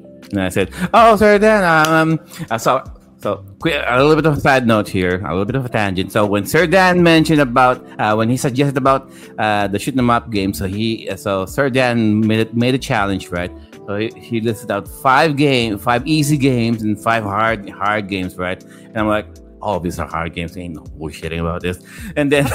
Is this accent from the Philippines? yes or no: yes; Philippines; growing up in the Philippines in the 90s